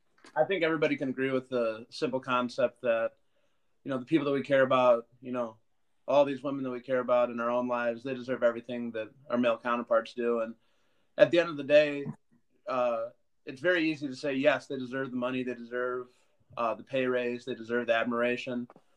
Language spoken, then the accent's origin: English; Boston, Massachusetts, United States; born there; I was born in Boston, so pretty much every Boston team, you're going to get a pretty big response out of me